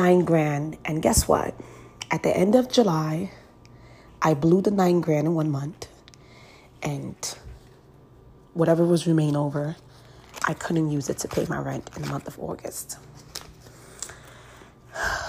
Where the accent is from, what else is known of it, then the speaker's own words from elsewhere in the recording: Nigeria; Nigerians, I'm Nigerian